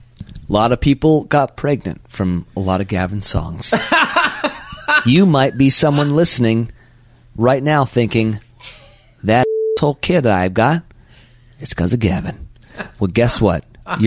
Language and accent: English; Monterey, California, United States; another episode that we're doing from my hometown of Monterey, California, in Pebble Beach, California